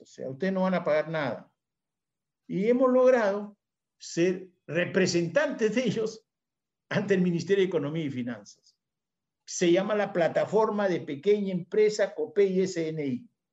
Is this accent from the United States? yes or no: no; Peru